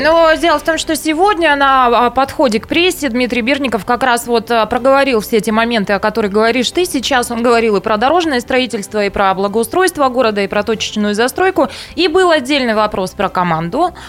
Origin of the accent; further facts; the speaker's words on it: Taishet, Irkutsk Oblast, Russia; moved away; я из Тайшета, и я горжусь этим